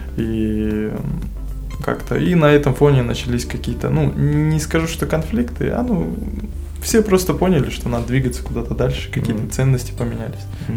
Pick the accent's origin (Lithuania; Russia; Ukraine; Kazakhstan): Kazakhstan; среди нас казах был только я